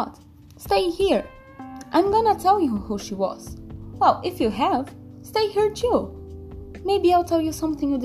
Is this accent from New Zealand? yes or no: no; Brazil; I'm from Brazil, I'm 16 years old